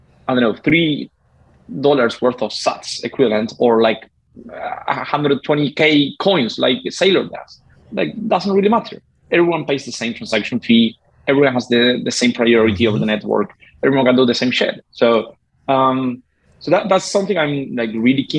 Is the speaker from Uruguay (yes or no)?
yes; Uruguay; I'm from Uruguay.